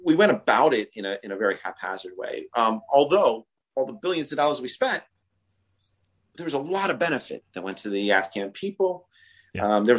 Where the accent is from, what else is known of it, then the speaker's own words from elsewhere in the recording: New York, United States; I'm a New Yorker